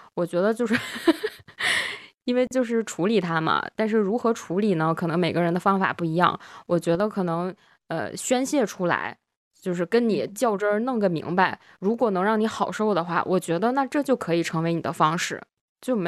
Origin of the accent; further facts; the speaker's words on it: Northeast China, China; accent: Northeastern; 如果觉得我东北口音这期突然变重的听友们，可以在这个时间节点的评论区扣一个一啊